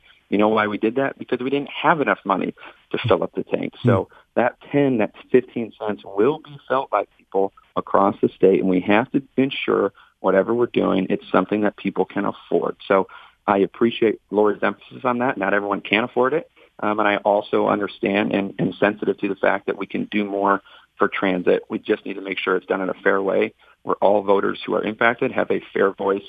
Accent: Northern Michigan, United States; I grew up in Northern Michigan. I grew up lower income end of the spectrum.

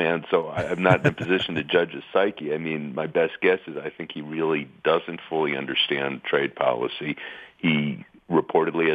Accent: Michigan / the Midwest, United States; moved away; I'm from Michigan or from the Midwest, went to school in Michigan

